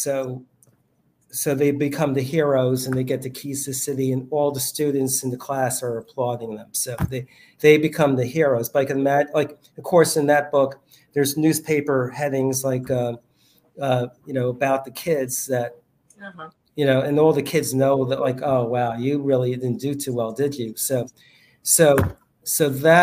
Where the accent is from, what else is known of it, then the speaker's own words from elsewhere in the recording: New York City, New York, United States; I grew up in New York City, grew up in the Bronx